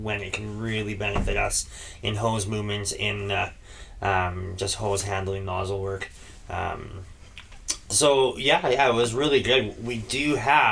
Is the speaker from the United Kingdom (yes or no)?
no; Canada; We are Canadian